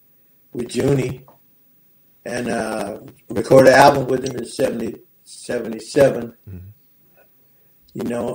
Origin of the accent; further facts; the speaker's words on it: West Virginia, United States; moved away as an adult; also born or lived in Columbus, Ohio; growing up, I was raised in West Virginia, mm-hmm. and born in West Virginia